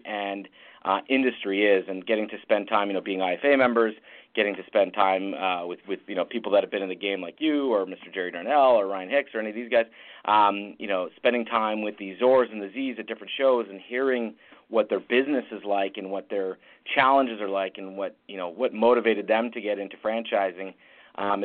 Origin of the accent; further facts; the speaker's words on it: Ottawa, Ontario, Canada; born and raised in Ottawa, Canada